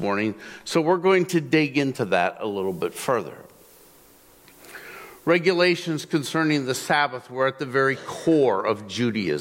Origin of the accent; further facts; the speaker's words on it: Zeeland, Michigan, United States; I grew up in Zealand